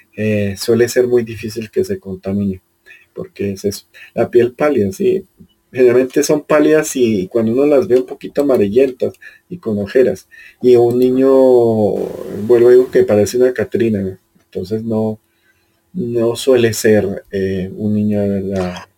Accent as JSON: {"language": "Spanish", "region": "Caribbean Region", "country": "Colombia", "moved": "yes", "lives_now": "Bogotá, Colombia", "said": "yo en cambio vengo del Caribe que, es, que es, casi que lo opuesto"}